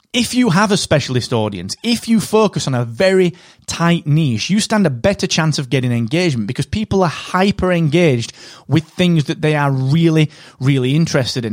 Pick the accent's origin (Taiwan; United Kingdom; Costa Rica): United Kingdom; England; I'm English.